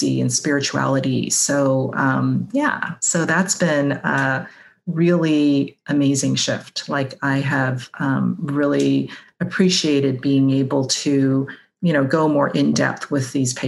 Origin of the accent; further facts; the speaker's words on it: Hong Kong; moved away as an adult; I grew up in Hong Kong